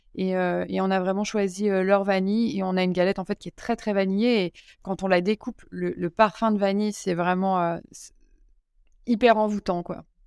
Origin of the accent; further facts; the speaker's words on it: Lyon, Auvergne-Rhône-Alpes, France; moved away; je suis lyonnaise